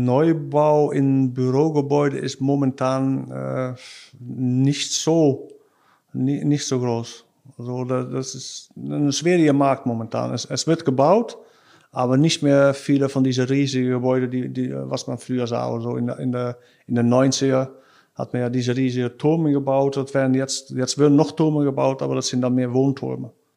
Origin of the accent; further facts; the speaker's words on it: Krimpen aan den IJssel, South Holland, Netherlands; German is a second language; also born or lived in Rotterdam; ich bin äh, in Rotterdam geboren. Äh, ich bin da aufgewachsen, wo ich jetzt wohne, in Krimpen äh, an, Krimpen an den IJssel.